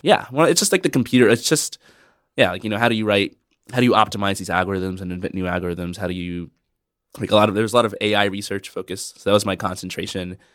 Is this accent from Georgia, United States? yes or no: yes; Atlanta, Georgia, United States; moved away as an adult; I grew up in the Deep South, in Atlanta, Georgia